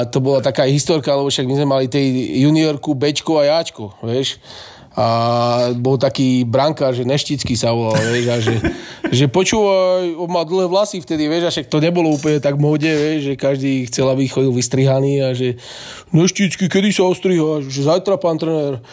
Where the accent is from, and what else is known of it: Slovakia